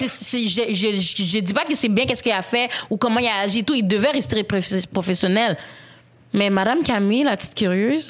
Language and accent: French; Haiti; en tant qu'haïtienne